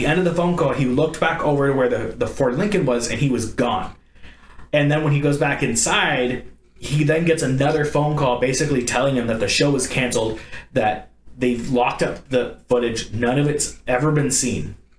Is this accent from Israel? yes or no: no; Ireland; I know it's a Scottish thing and I'm Irish